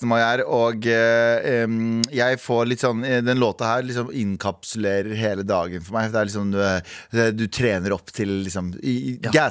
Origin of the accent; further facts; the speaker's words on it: Mysen, Østfold, Norway; Jeg er fra Mysen